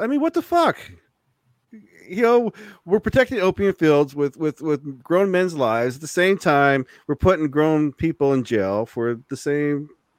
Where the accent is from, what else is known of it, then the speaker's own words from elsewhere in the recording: Southern California, United States; I'm half Samoan, half Mexican, right? Mm. I'm from Southern California.